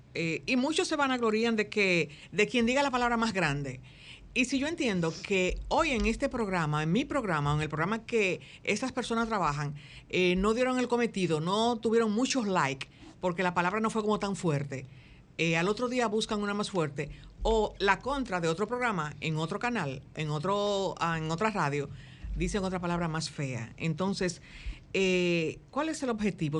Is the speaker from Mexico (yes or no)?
no; Dominican Republic; hablo de la República Dominicana porque es aquí donde yo vivo